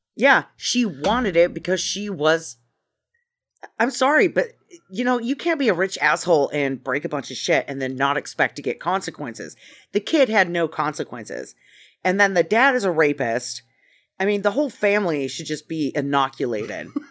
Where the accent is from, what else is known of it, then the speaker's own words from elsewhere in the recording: Idaho, United States; I'm from Idaho